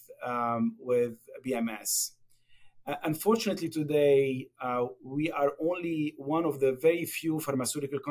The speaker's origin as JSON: {"language": "English", "country": "Lebanon", "tie": "born or raised there", "also_born_or_lived": "Japan", "moved": "as an adult", "lives_now": "United States", "said": "as probably you can guess from my accent, I was born and raised in Lebanon."}